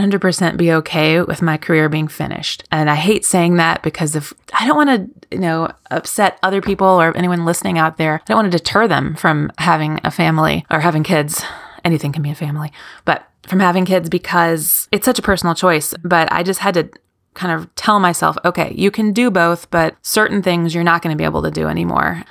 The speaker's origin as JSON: {"language": "English", "region": "Kentucky", "country": "United States", "tie": "born or raised there", "also_born_or_lived": "New York / Scotland", "said": "I am from Kentucky"}